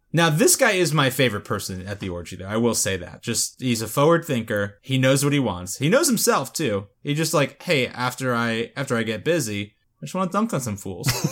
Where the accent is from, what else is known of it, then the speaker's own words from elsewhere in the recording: South Florida, United States; growing up in South Florida